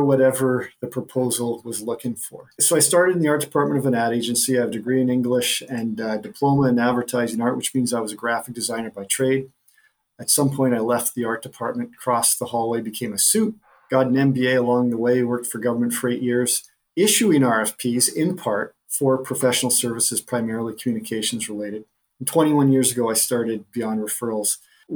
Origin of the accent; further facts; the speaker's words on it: the middle of Canada, central Canada, Canada; I'm a Canadian who grew up in the middle of Canada